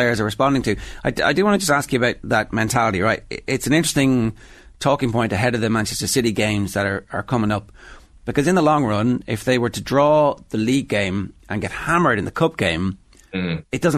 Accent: Ireland; Irish football fans

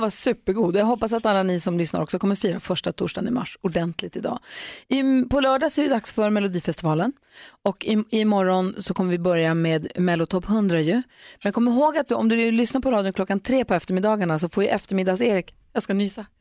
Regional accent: Växjö, Kronoberg County, Sweden; Jag är också född i Växjö

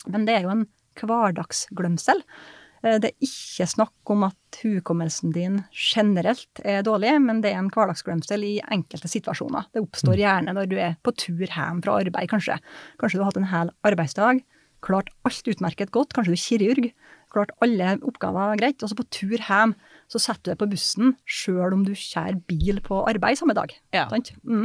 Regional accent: Surnadal, Møre og Romsdal, Norway; Helt fra indre Nordmøre, da, Surndalen, der jeg kommer fra

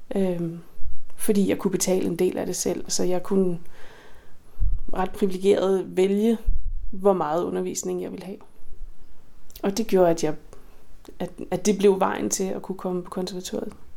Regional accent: Skælskør, Zealand, Denmark; den lille lokale musikskole i Skelskør, hvor jeg voksede op

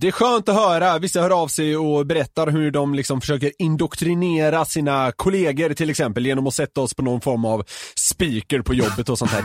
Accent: Gothenburg, Västra Götaland, Sweden; jag som är göteborgare

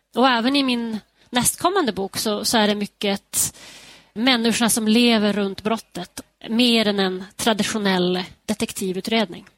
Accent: Skellefteå, Västerbotten County, Sweden; now in Denver, United States; min hemstad Skellefteå

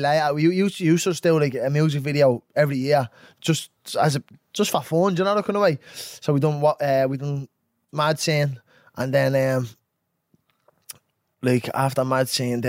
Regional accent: Dublin, Leinster, Ireland; also born or lived in Clondalkin; I grew up in Ringsend

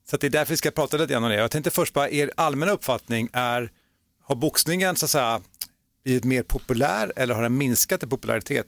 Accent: Gothenburg, Västra Götaland, Sweden; accent: Gothenburg dialect; jag är uppväxt i Göteborg

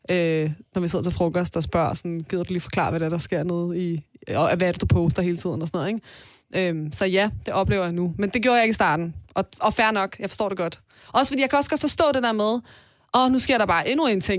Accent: Iran; og så sker der jo en masse ting i mit hjemland

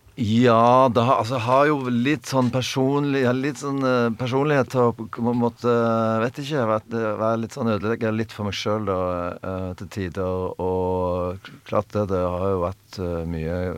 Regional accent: Stavanger, Rogaland, Norway; vi kom liksom fra Stavanger

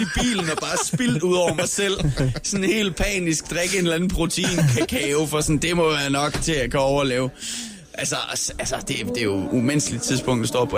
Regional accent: Skanderborg area, East Jutland, Central Denmark Region, Denmark; now in Copenhagen, Denmark; Jeg er fra Østjylland

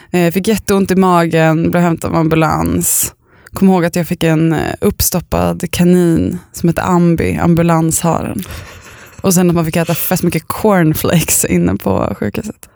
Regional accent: Östervåla, Uppsala County, Sweden; där jag bodde när jag var liten i Östervåla

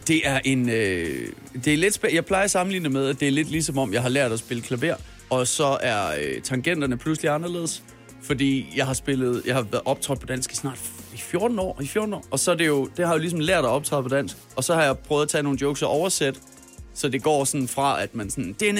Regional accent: Denmark; mit eget hjemland

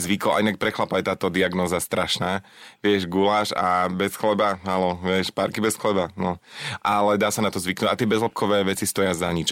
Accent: Lower Orava, Žilina Region, Slovakia; ja som z Dolnej Oravy, z Dolnej

